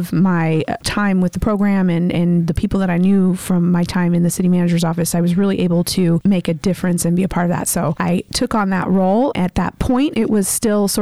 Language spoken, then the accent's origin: English; Washington, United States; moved away as an adult; now in Baytown, United States; So I'm not originally from the Texas area. I am a Yankee from the state of Washington.